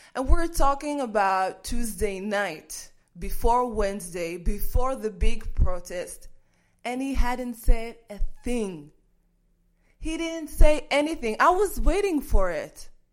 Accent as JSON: {"language": "English", "town": "Kiryat Gat", "region": "Southern District", "country": "Israel", "tie": "born or raised there", "said": "when people called me names when I was growing up in Kiryat Gat"}